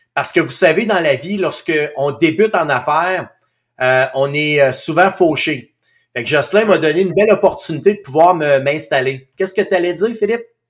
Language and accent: French; Outaouais, Quebec, Canada; moved away as an adult; je suis natif de l'Outaouais